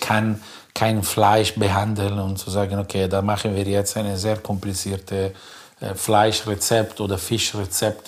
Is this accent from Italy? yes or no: yes; between Milan and Como, Lombardy, Italy; German is a second language; moved away as an adult; now in Germany; wo ich groß geworden bin, zwischen Mailand und Como